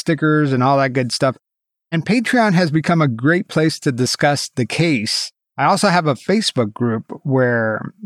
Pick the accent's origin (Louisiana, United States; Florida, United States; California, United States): Florida, United States; Miami; I grew up in Miami in the 80s